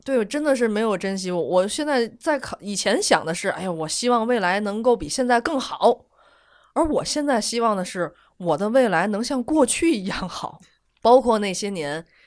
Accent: Tianjin, China; 天津一市单的那个楼，它好像对于我们天津人来说，好像它就是一种，有一个特殊的存在

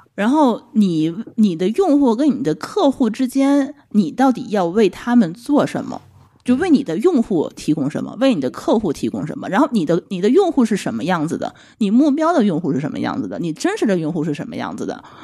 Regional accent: Tianjin, China; 我们是天津人

